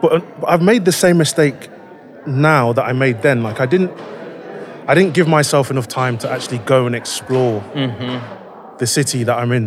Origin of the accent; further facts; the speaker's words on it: Leicester, East Midlands, United Kingdom; I am from Leicester in the UK